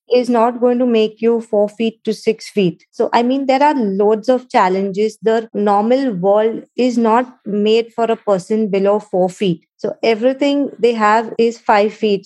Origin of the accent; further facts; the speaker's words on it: Mumbai, Maharashtra, India; moved away as an adult; now in United Arab Emirates; I was born in Mumbai, India, to a wonderful family